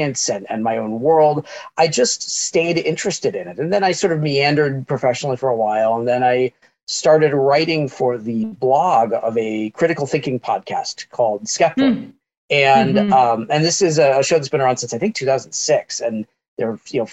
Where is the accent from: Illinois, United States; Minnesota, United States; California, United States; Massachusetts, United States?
Illinois, United States; Chicago suburbs; I grew up in the Chicago suburbs